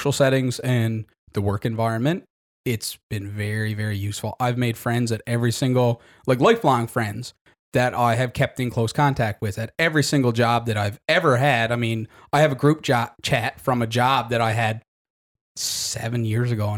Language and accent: English; Happy Valley-Goose Bay, Newfoundland and Labrador, Canada; I'm from Goose Bay